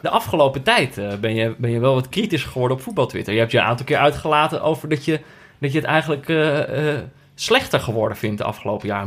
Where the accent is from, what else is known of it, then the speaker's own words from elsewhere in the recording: Veldhoven, North Brabant, Netherlands; moved away; also born or lived in Amsterdam; Ik, ben natuurlijk opgegroeid in, eh, in, in, in Veldhoven. En dat is hmm. vlakbij Eindhoven.